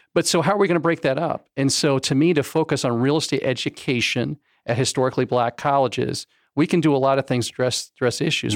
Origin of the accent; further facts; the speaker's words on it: Florida, United States; also born or lived in Fort Lauderdale, Florida / West Palm Beach, Florida; I was born in Florida, in Fort Lauderdale, and then I went to high school in West Palm Beach, and then Central Florida since about nineteen ninety-one